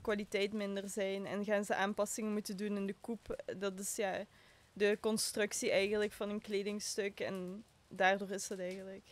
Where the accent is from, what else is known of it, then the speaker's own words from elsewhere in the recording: Maasmechelen, Flanders, Belgium; also born or lived in Genk / Antwerp; Ik ben van Maasmechelen.